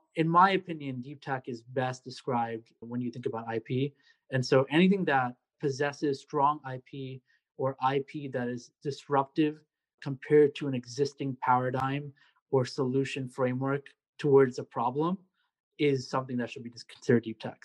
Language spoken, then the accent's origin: English; Secaucus, New Jersey, United States; moved away as an adult; also born or lived in New York City, New York; now in Columbia, United States; I am from Secaucus, New Jersey. Born and raised in New Jersey